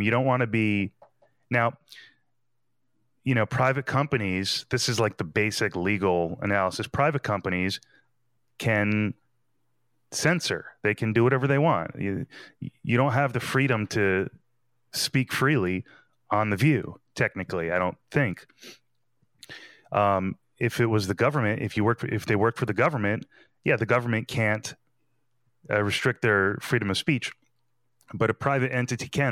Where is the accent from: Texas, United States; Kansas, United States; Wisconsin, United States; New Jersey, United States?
New Jersey, United States; I'm from New Jersey